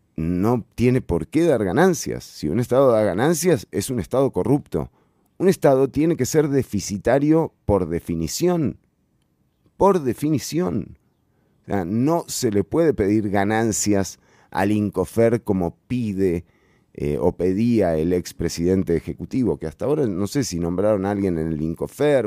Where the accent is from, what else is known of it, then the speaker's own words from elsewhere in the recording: Costa Rica; con la que nos criamos, con la que yo hice la escuela acá? ¿no? O sea, ese, ese famoso ser costarricense